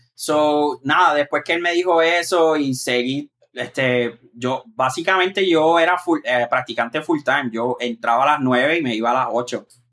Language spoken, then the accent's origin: Spanish; Moca, Puerto Rico; moved away as an adult; now in New York, United States; yo soy específicamente del barrio Aceituna, de Moca. Y entonces ese barrio colinda con Isabela, con el pueblo de Isabela y Aguadilla. Pues yo vivo, yo viví y me, crié ahí